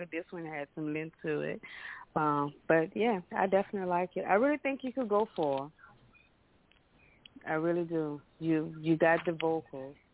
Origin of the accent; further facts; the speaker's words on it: Lafayette, Louisiana, United States; I'm not from New Orleans, from Lafayette, which is about three, three and a half hours away.